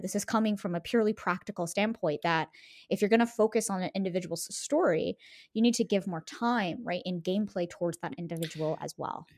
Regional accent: United States; growing up in the United States

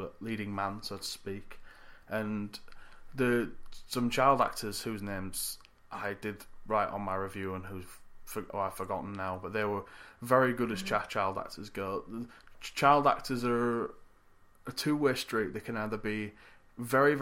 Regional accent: United Kingdom; as a British person

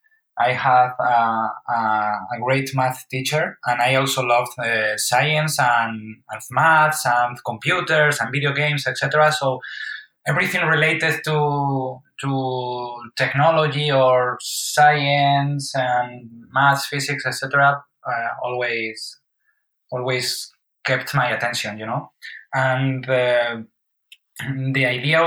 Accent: Madrid, Community of Madrid, Spain; Born and raised in Madrid.

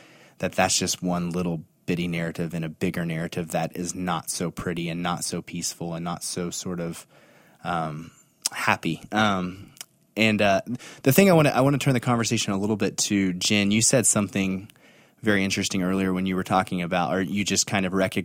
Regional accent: Anadarko, Oklahoma, United States; I am from Oklahoma. I grew up in a town called Anadarko

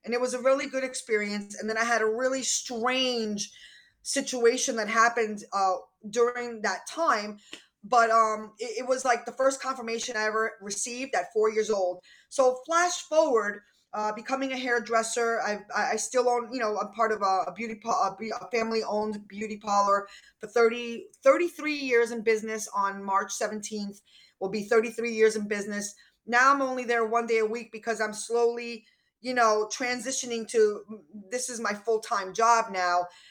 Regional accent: New York, United States; I'm from New York. I don't stop talking.

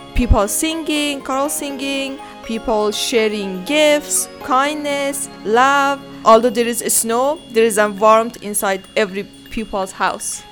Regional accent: Afghanistan; moved away; from Afghanistan. This is my first Christmas here, I'm coming from a Muslim country

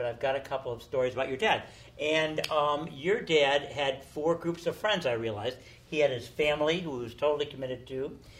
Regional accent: United States; Yes, I'm an American, and I love everyone.

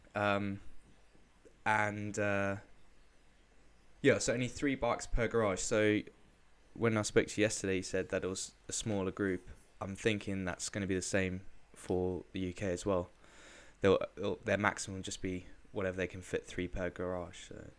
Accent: South Africa; moved away; I was brought up in South Africa

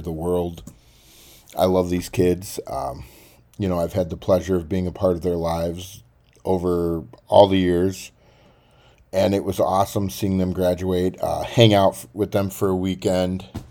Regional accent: Baxter, Tennessee, United States; moved away; Baxter, Tennessee is where I call home. I love my hometown.

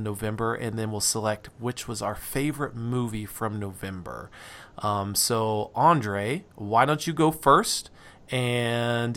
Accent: Reno, Nevada, United States; moved away; I'm from Nevada. I grew up there

